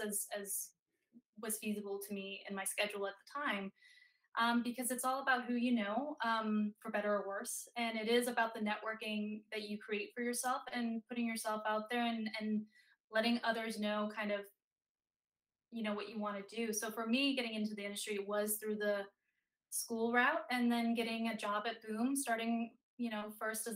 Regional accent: Denmark; moved away as an adult; now in United States; I'm from Denmark originally, so overseas, and growing up, nobody in my family was in Hollywood

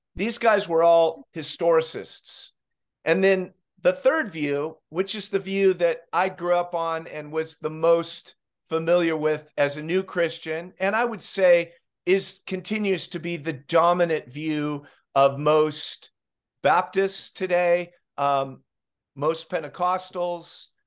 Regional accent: Southern California, United States; Growing up in Southern California

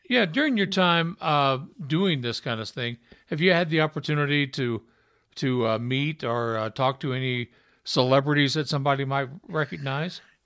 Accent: Utah, United States; I was from Utah

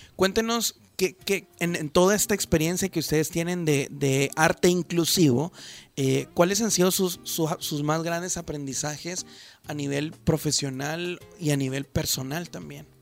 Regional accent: El Salvador; nosotros como, como salvadoreños, como jóvenes

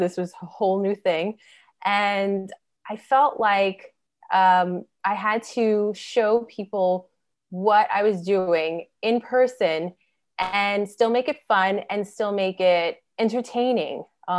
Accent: New York City, New York, United States; So I'm from Brooklyn, New York

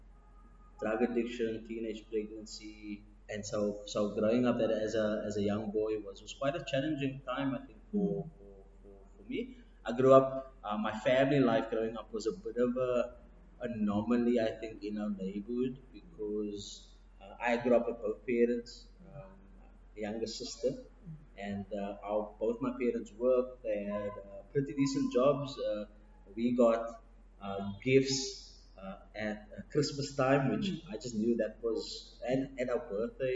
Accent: Cape Town, Western Cape, South Africa; I grew up in Athlone, born and bred. It's a place, I would say, kind of very central in the city, on the Cape Flats

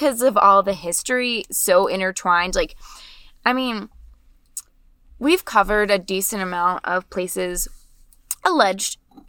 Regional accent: Wales, United Kingdom; We're Welsh. We have Celtic roots, kind of, right?

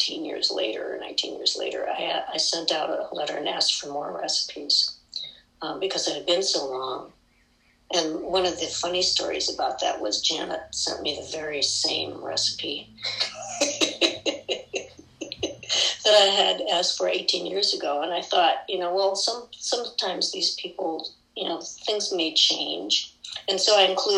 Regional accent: Midwest, United States; all those recipes that I grew up with in the Midwest

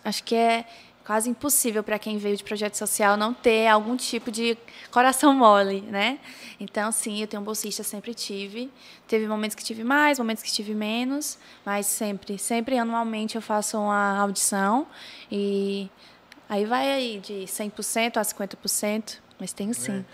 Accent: Pacatuba, Ceará, Brazil; now in Maracanaú, Brazil; Eu não sou de Maracanã, eu sou de Pacatuba. E uhum. aí eu só vim para Maracanã com 10 anos

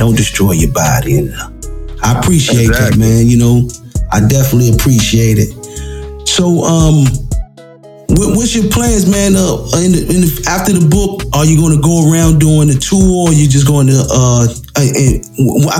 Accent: Washington, District of Columbia, United States; I grew up in that old area. I'm from Minnesota Avenue

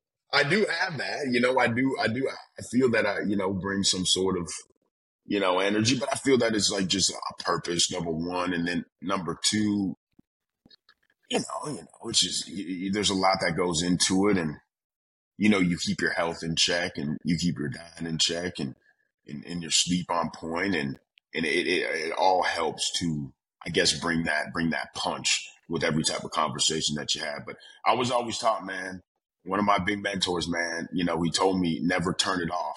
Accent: Atlanta, Georgia, United States; born there; also born or lived in Milwaukee, Wisconsin; I was born in Atlanta, Georgia. Georgia. Hey, so we're from the South now.

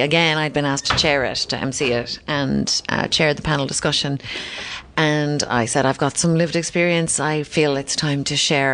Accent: Kinsale, Munster, Ireland; also born or lived in London; we were in Kinsale, my hometown

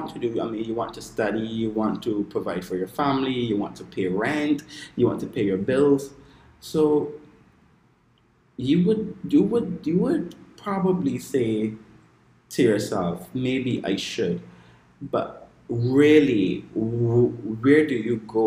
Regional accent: Barbados; I am from the island of Barbados

